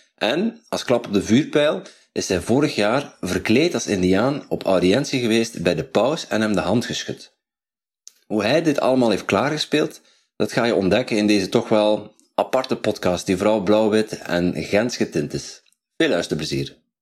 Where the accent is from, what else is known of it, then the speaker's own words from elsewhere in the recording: Netherlands; Ik ben een Nederlander